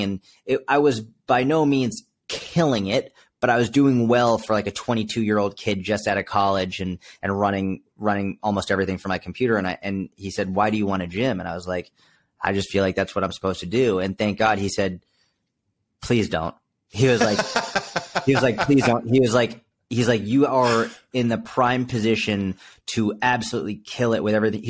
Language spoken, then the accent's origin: English; outside Boston, Massachusetts, United States; I was brought up outside Boston, Massachusetts, East Coast